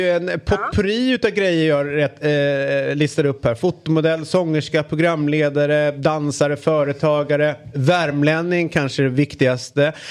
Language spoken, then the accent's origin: Swedish; France; nej, jag kommer från Frankrike.